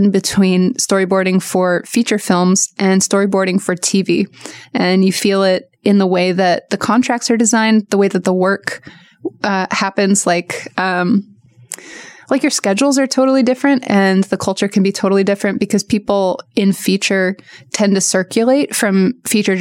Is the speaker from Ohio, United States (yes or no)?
no; Portland, Oregon, United States; moved away as an adult; now in Los Angeles, United States; I grew up in Portland